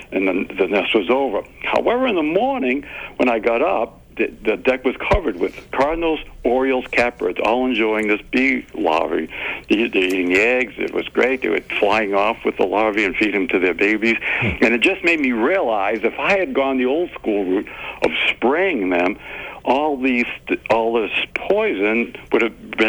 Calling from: Murrysville, Pennsylvania, United States; I'm calling from Murrysville, PA.

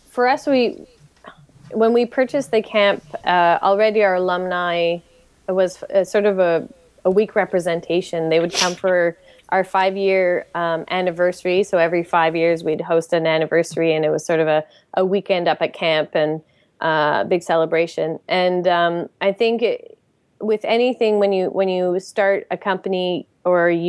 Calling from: Montreal, Quebec, Canada; I'm calling from Montreal.

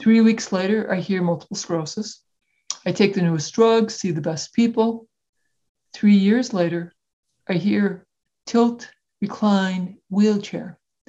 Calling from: Iowa City, Iowa, United States; So I'm located in Iowa City, Iowa, which is central United States.

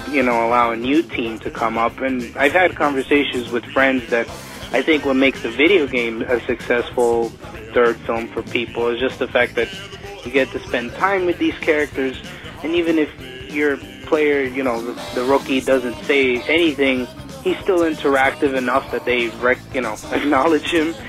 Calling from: New York, United States; from New York

